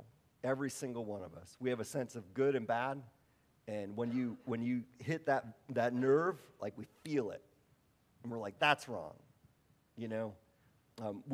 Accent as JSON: {"language": "English", "region": "Wisconsin", "country": "United States", "said": "I'm from Wisconsin."}